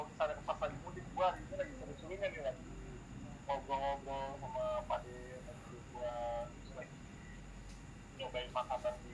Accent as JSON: {"language": "Indonesian", "town": "Purwantoro", "region": "Central Java", "country": "Indonesia", "tie": "born there", "said": "gue waktu itu lahir tuh di daerah Purwantoro sana"}